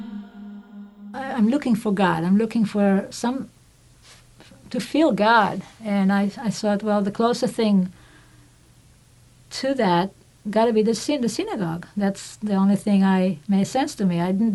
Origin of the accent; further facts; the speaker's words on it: Israel; moved away as an adult; I grew up in Israel, secular family